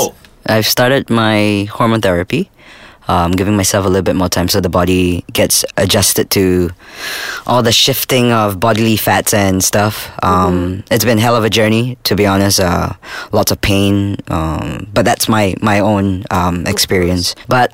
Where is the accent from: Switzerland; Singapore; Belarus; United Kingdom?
Singapore; I was born in Singapore